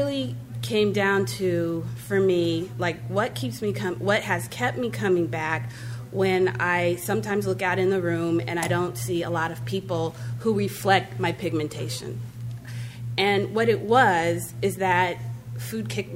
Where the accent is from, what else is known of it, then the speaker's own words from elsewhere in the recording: Santa Monica, California, United States; I grew up in Santa Monica